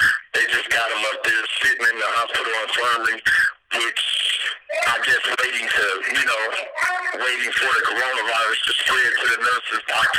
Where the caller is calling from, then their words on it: Toledo, Ohio, United States; I'm reporting from Maximus Security Prison in Toledo, Ohio, correctional facility.